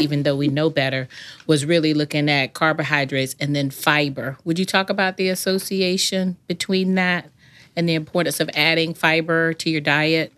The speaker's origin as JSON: {"language": "English", "region": "the South", "country": "United States", "tie": "born or raised there", "said": "I grew up in the South"}